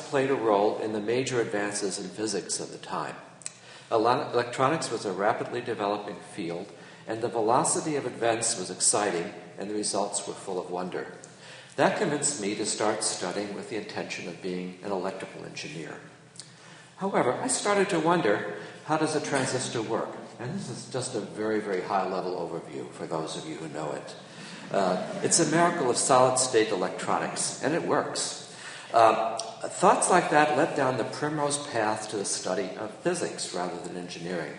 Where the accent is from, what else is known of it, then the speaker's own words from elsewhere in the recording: Long Island, New York, United States; growing up on Long Island, New York